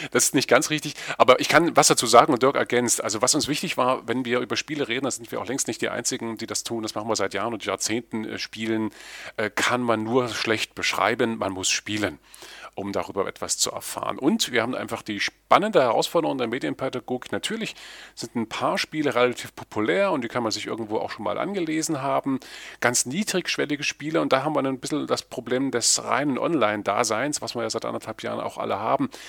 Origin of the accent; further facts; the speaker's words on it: Erfurt, Thuringia, Germany; Ja, ich freue mich, äh, euch in meiner Heimatstadt zu begrüßen.